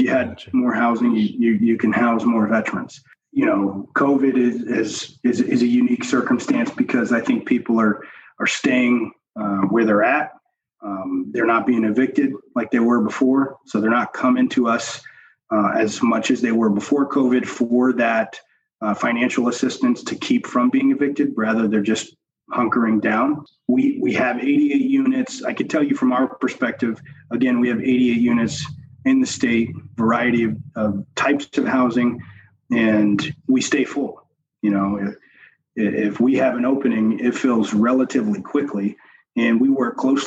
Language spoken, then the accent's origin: English; the South, United States; moved away as an adult; now in Northeast, United States; I grew up in the South